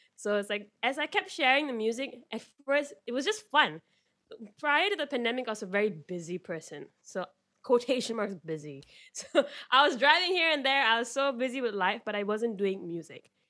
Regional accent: Malaysia; I'm from Malaysia

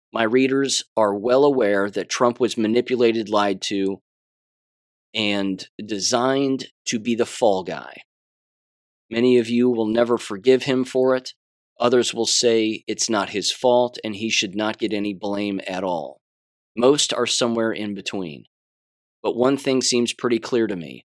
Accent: United States; as an American

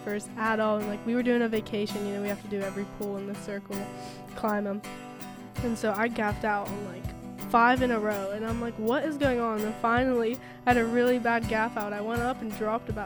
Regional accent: St. Clairsville, Ohio, United States; I'm from St. Clairsville, Ohio.

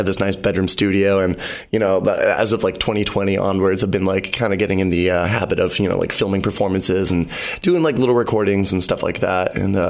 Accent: Bridgewater, Massachusetts, United States; now in Cape Cod, United States; Bridgewater's my hometown, actually. My old stomping grounds.

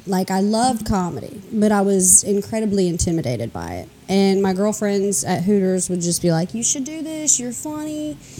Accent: Nashville, Tennessee, United States; also born or lived in Chicago / Murfreesboro; I'm a comic in Nashville. I'm born and raised in Nashville in Hermitage.

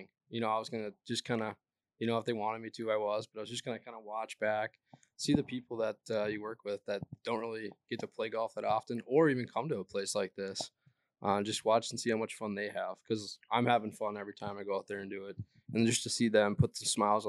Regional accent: East Grand Forks, Minnesota, United States; I'm from East Grand Forks.

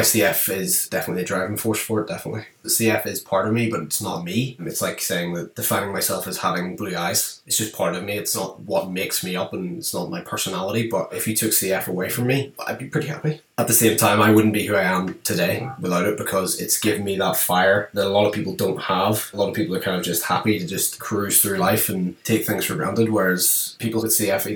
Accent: just outside of Belfast, Northern Ireland, United Kingdom; I'm from Northern Ireland, just outside of Belfast.

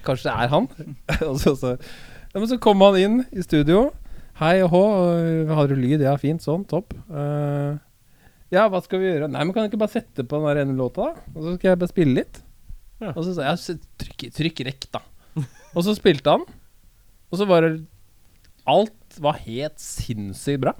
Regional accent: Oslo, Norway; vi vokste opp sammen på Høybråten.

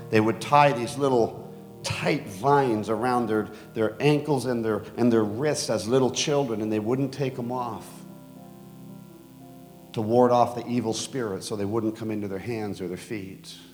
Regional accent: Bogota, Colombia; born there; I was born in Bogota, Colombia, because my dad founded a Wycliffe base called Loma Linda in Colombia.

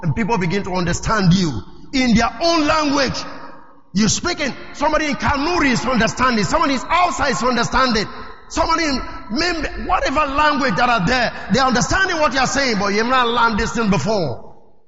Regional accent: Delta, Nigeria; I'm from Delta State. So, I'm an Issoko tribe.

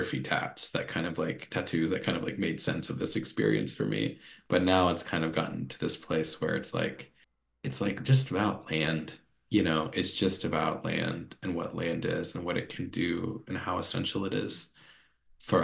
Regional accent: North Carolina, United States; I grew up in North Carolina and I love living in North Carolina

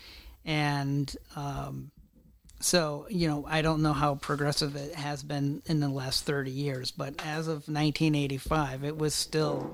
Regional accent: Northern Ohio, United States; moved away; I grew up in Northern Ohio

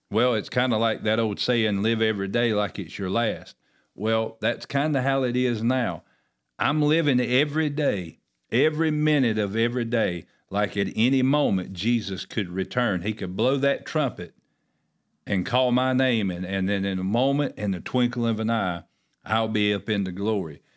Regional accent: Oakboro, North Carolina, United States; I know in our town that I grew up in here in Oakborough

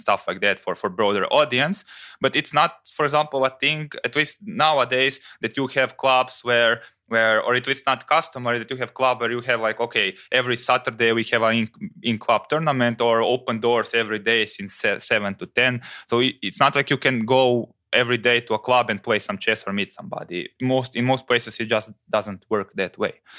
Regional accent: Croatia

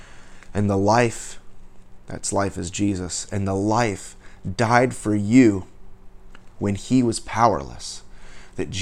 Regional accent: United States; I was born and raised in the United States

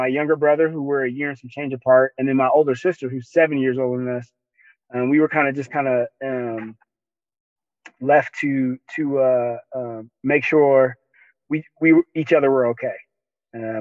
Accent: Denver, Colorado, United States; I was born and raised in Denver, Colorado, Five Points

